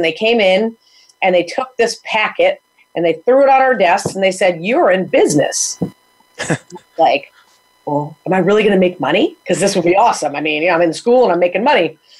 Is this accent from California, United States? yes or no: no; Chaplin, Connecticut, United States; now in Windham, United States; Itty bitty. Fine with me. Love it. Never leave, probably. I live in Windham now, which is about 3 miles from there.